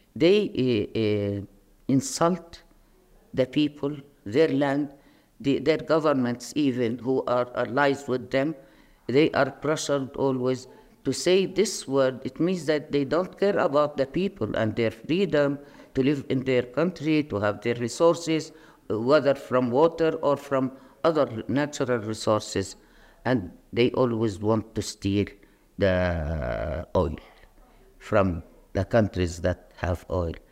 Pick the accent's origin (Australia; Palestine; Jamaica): Palestine